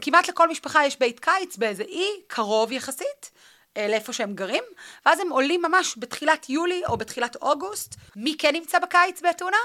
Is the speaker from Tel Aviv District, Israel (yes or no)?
no; Northern District, Israel; also born or lived in Athens, Greece; אני מהצפון